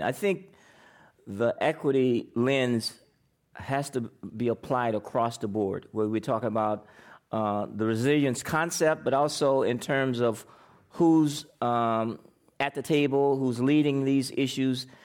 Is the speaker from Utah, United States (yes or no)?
no; Indiana, United States; now in San Francisco, United States; I'm from Indiana